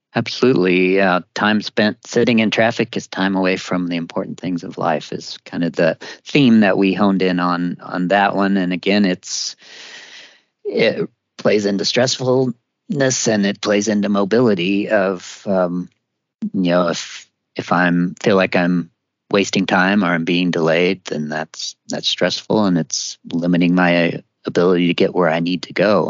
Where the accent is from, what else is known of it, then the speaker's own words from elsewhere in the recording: Missouri, United States; I grew up in Missouri